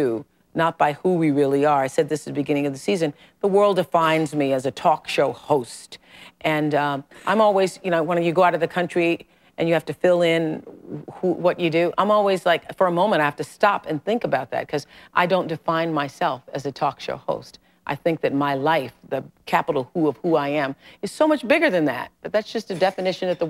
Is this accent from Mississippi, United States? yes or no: yes; Mississippi, United States; I used to be a colored girl in Mississippi, and nobody ever believed that I could be really anything, you know? I was born in Mississippi, the most racist state on the planet, in 1954